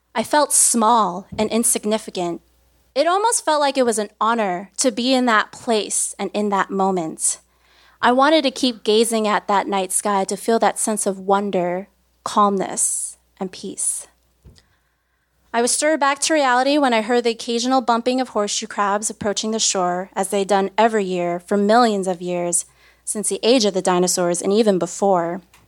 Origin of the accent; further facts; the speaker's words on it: Brooklyn, New York, United States; I was born and raised in Brooklyn, New York, right here